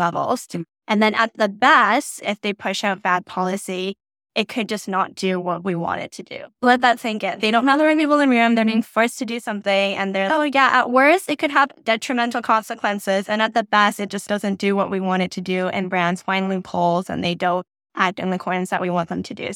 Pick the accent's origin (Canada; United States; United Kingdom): Canada; I'm not American, I'm Canadian